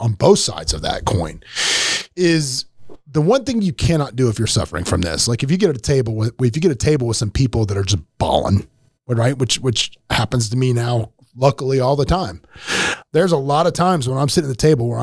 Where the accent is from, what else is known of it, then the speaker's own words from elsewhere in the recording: Tampa, Florida, United States; moved away; I was from Tampa where we just wore board shorts all the time